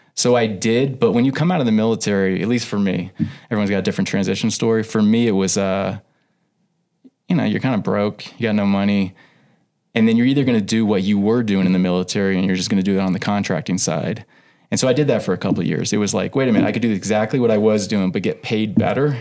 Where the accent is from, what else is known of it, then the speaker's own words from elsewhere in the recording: Houston, Texas, United States; moved away as an adult; now in Billings, United States; I grew up in Houston.